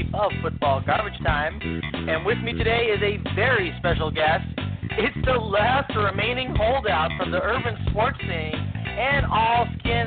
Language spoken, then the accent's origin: English; Midwest, United States; moved away; I'm originally from the Midwest